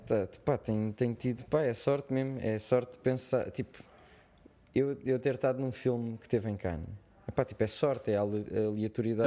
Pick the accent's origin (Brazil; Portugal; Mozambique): Portugal; accent: Portuguese; eu tenho o meu sotaque português